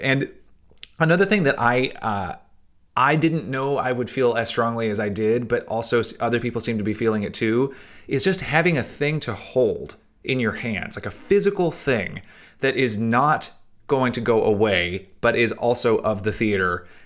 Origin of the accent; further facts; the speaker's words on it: Chattanooga, Tennessee, United States; moved away; When I was growing up in Chattanooga, Tennessee